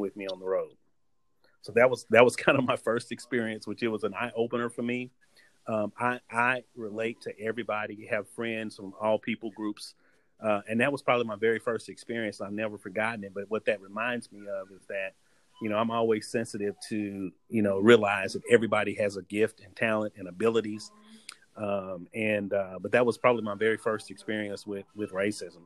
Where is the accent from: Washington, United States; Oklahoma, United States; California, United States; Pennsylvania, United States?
Oklahoma, United States; grow up in Oklahoma